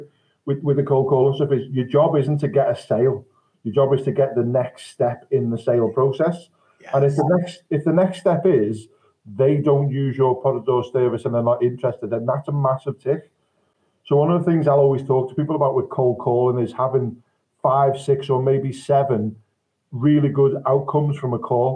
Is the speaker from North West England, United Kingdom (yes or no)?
yes; Liverpool, North West England, United Kingdom; I'm from Liverpool